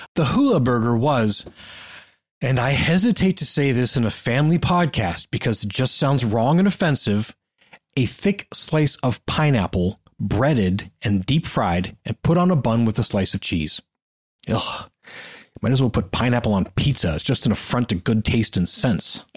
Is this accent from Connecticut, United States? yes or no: no; Northeast Ohio, United States; I grew up with in Northeast Ohio